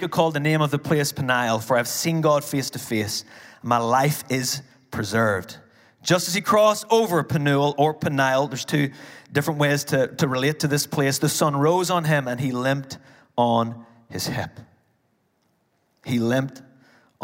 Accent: Ireland; as an Irish person

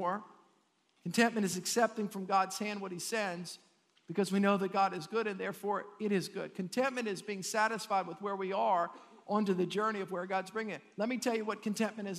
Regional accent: United States; I'm an American.

